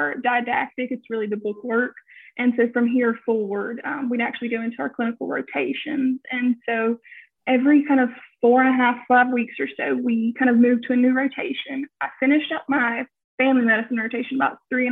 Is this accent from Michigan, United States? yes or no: no; Stanly County, North Carolina, United States; also born or lived in Greensboro, North Carolina; Stanley County has been my home for upwards about 15 years or so, and it's a place that I will forever come back to because I truly enjoy the people and the community here. It's also a place that's helped raise my siblings and myself, and I can't think of a better way to pay it forward than to come back to my hometown